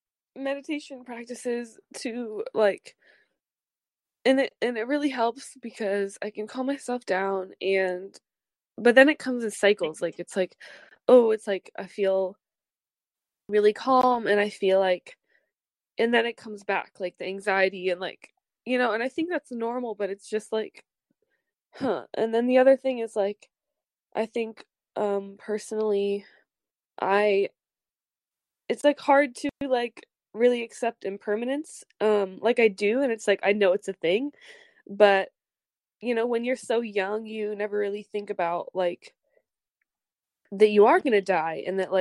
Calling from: Bellingham, Washington, United States; Hi, I'm calling in from Bellingham.

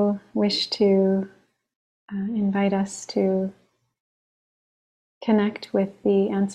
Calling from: Long Island, New York, United States; I'm calling in from Long Island, the land of the Merrick and Munsee Lenape peoples.

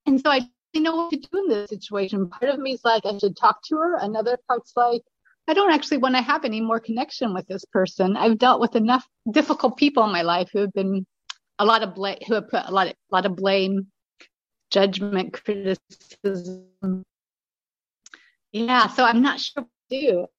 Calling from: Berlin, Germany; I'm calling in from Berlin, Germany. This is where I'm living, and I'm half German.

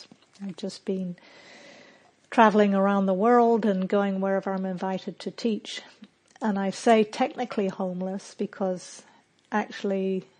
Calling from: Auckland, New Zealand; also born or lived in United States; I'm calling from Auckland, New Zealand, which has suddenly become my home base.

